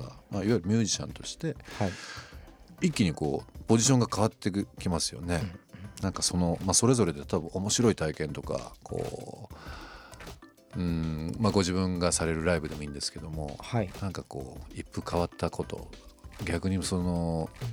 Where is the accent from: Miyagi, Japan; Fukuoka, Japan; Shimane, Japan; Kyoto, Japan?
Shimane, Japan; Izumo; moved away as an adult; also born or lived in Shibuya, Tokyo; 僕も島根ってあの島根県ってあるんですけど、ねはいそちらの出雲っていう場所の僕生まれなんですけど